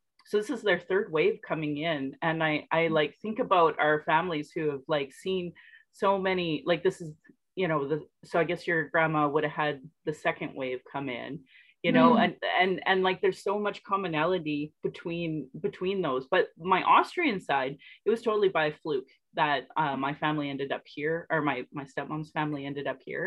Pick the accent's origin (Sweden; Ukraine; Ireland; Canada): Canada; Sylvan Lake, Alberta; also born or lived in Calgary; growing up in Sylvan Lake